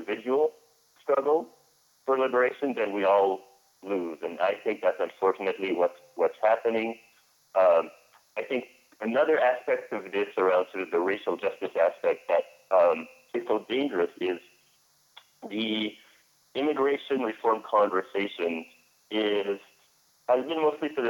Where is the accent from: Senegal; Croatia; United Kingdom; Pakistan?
Senegal; now in Syracuse, United States; I'm originally from Senegal. I'm an undocumented activist from Senegal